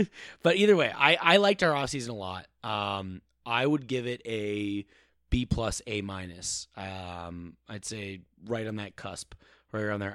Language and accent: English; Eden Prairie, Minnesota, United States; I'm from the Twin Cities. I went to Eden Prairie. Uh, I'm um, in Minnesota.